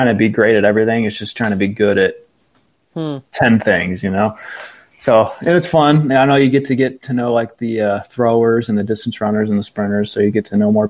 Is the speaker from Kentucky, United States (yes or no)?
no; Norwalk, Ohio, United States; also born or lived in Tiffin, Ohio; I was born and raised in Norwalk, Ohio, kind of south of, like, Lake Erie